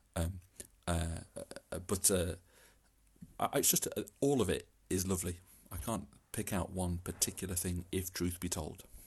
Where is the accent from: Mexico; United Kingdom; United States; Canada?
United Kingdom; East Midlands; also born or lived in Derby; I'm from the Midlands.